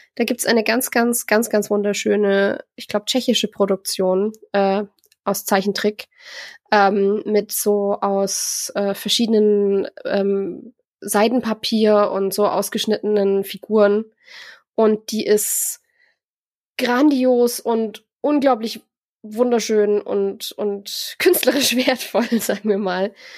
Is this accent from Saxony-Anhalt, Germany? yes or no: no; near Augsburg, Bavaria, Germany; ich bin ja aus der Gegend in der Nähe von Augsburg